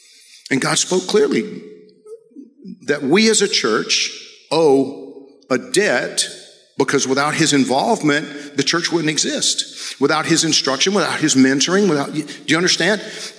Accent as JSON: {"language": "English", "region": "Georgia", "country": "United States", "said": "I came here from Georgia as a missionary and training missionaries to go into mostly Central America, South America, the Caribbean"}